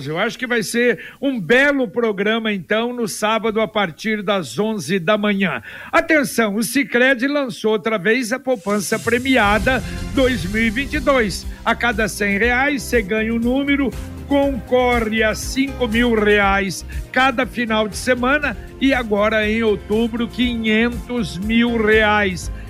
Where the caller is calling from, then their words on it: Paraná, Brazil; eu sou aqui do Vivi Xavier.